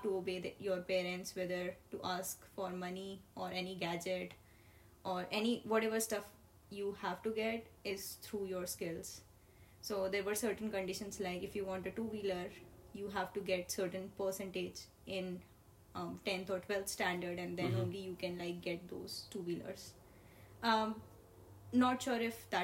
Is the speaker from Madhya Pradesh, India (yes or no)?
yes; Ujjain, Madhya Pradesh, India; I'm coming from a very small town named Ujjain